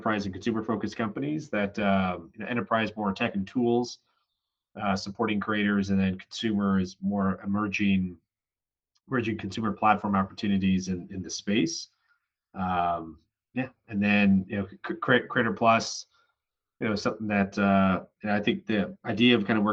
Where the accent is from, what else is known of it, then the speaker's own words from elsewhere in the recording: San Francisco, California, United States; also born or lived in Syracuse; I was born in San Francisco, grew up in the Bay Area